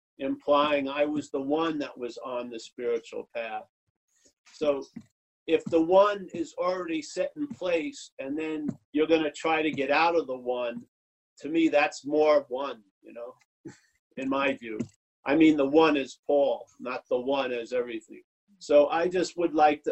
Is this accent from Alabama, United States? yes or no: no; New York City, New York, United States; I'm from Eastern traditions, New York City